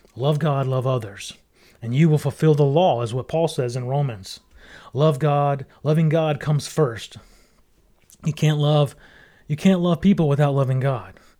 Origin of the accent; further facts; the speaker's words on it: Mississippi, United States; I grew up in Mississippi